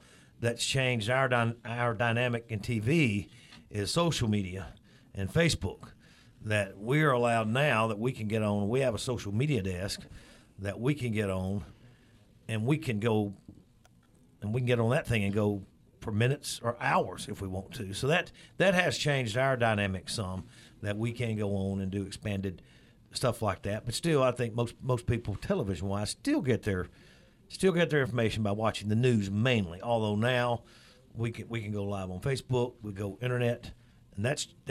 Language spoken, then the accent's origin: English; Florence, Alabama, United States; now in Meridian, United States; I'm a native of North Alabama